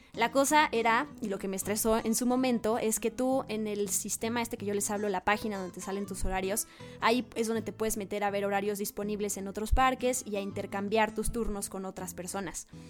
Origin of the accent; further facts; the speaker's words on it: Mexico; moved away as an adult; me regresan a México.